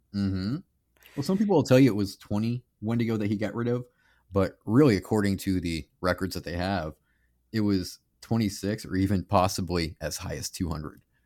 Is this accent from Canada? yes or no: yes; Canada; I'm Canadian